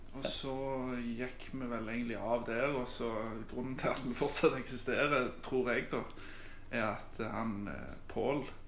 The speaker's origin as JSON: {"language": "Norwegian", "area": "Austrått", "region": "Rogaland", "country": "Norway", "tie": "born or raised there", "said": "Jeg har bodd på Austra i hele mitt liv"}